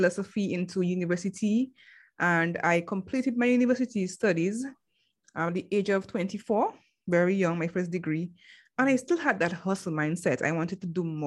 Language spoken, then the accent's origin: English; Dominica; I'm from the Commonwealth of Dominica, and that is in the Caribbean.